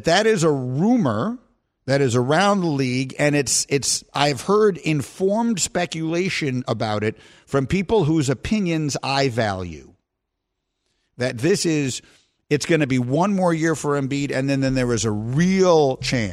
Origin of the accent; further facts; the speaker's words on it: New York, United States; my hometown of New York